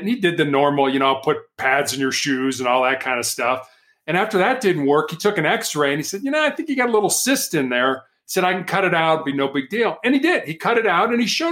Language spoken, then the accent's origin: English; Chicago, Illinois, United States; I was born and raised in Chicago, Illinois